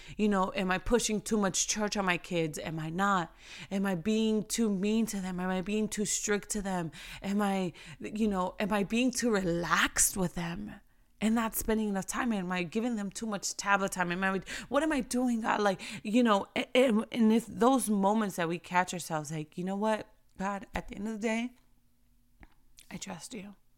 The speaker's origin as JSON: {"language": "English", "region": "New York", "country": "United States", "tie": "born or raised there", "said": "I remember growing up in New York"}